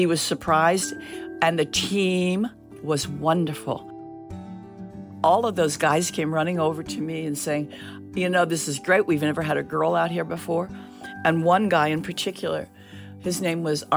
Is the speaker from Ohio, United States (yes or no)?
no; Washington, District of Columbia, United States; I grew up in the Washington, D.C. area.